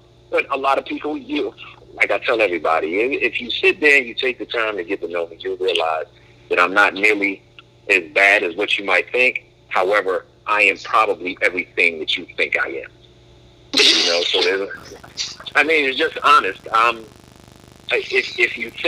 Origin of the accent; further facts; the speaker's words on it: Philadelphia, Pennsylvania, United States; I grew up in Philly